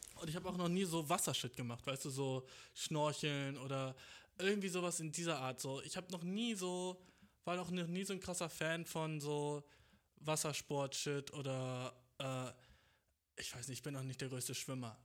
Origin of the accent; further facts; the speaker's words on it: Germany; ich bin genauso wie du in Deutschland geboren